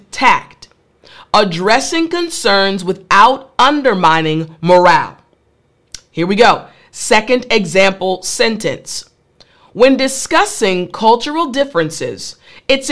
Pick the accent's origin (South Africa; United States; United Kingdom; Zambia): United States; as an American